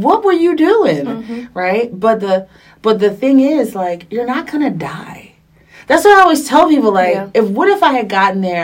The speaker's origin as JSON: {"language": "English", "region": "New York", "country": "United States", "also_born_or_lived": "Texas / Los Angeles", "moved": "as an adult", "said": "I'm from New York, so New York was familiar"}